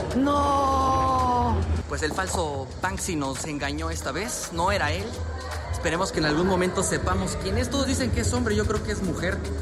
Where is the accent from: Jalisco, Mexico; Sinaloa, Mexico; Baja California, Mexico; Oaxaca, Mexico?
Oaxaca, Mexico; La Mamonita; soy de un lugar que se llama La Mamonita, Oaxaca